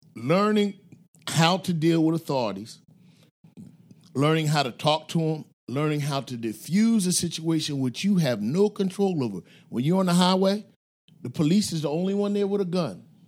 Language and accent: English; Philadelphia, Pennsylvania, United States; I grew up in North Philadelphia, uh, in a black and Jewish con-, neighborhood